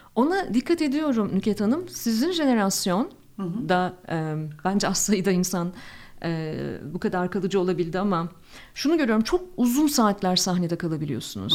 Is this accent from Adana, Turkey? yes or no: no; Ankara, Turkey; moved away as an adult; also born or lived in Istanbul; Ben çok tipik bir Ankaralıyım